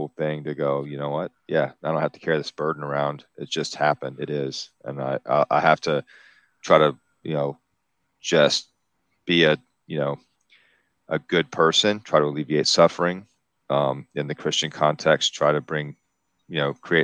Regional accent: the South, United States; I'm from the South, so we have, you know, you have to deal with this, the whatever, the history of this, of the region.

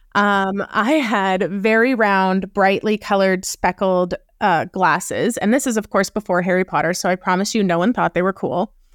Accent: Canada; also born or lived in Wyoming; I'm Canadian, so I was living in Wyoming when I co-founded Uprising, and then I ended up moving back to Canada.

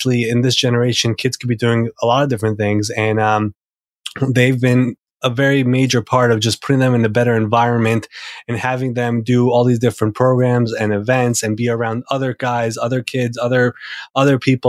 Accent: New York City, New York, United States; I'm actually from Queens, New York here.

